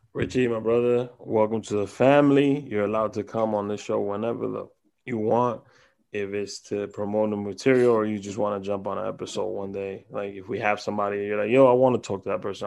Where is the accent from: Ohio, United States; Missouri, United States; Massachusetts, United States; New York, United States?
New York, United States; I'm from New York